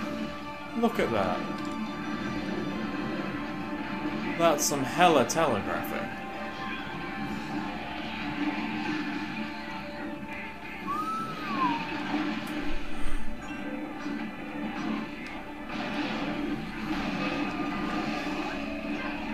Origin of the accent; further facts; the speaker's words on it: England, United Kingdom; I'm a Englishman.